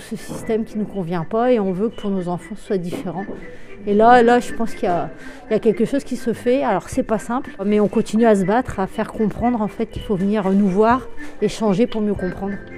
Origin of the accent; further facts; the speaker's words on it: Brest, Brittany, France; Je suis issu de la ville, je suis née à Bellevue